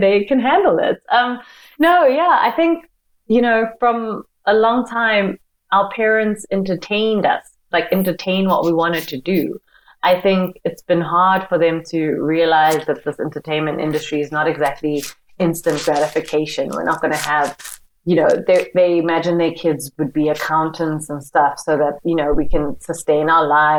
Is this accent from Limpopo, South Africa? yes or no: no; Johannesburg, Gauteng, South Africa; So born and bred in Johannesburg, South Africa, in Soweto, which is like a township, a very famous township in Johannesburg.